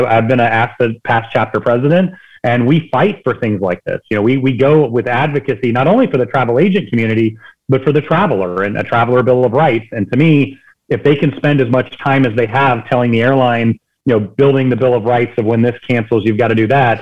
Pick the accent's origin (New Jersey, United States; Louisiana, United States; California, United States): California, United States; I'm from California